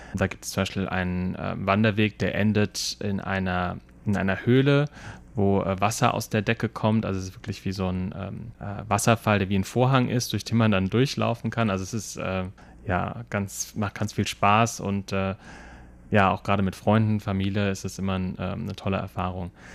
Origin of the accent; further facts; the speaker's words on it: Germany; now in Taiwan; bei uns in Deutschland